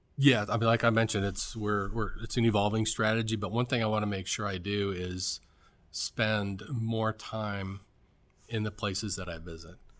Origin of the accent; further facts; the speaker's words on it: Cleveland, Ohio, United States; moved away; also born or lived in Atlanta / Washington, D.C.; I'm from Cleveland, Ohio.